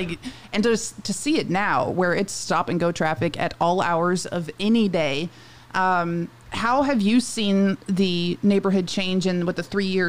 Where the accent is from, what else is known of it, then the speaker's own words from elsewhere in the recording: East Cobb, Georgia, United States; also born or lived in Piedmont, Alabama / Fort Carson, Colorado / Germany / Virginia; I grew up in East Cobb, and I live in Cherokee County now, but joined the Army and was in Fort Carson, Colorado, which is an hour south of Denver and just as high and just as hard to breathe, then to Germany